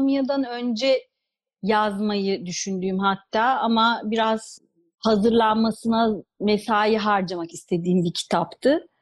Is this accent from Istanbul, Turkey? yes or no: yes; Istanbul, Turkey; moved away as an adult; also born or lived in Ankara; now in Rome, Italy; Yani İstanbul'da doğdum, Ankara'da okudum, Roma'da büyüdüm diyebilirim. Yani 20 senedir, 20-21 senedir Roma'da yaşıyorum.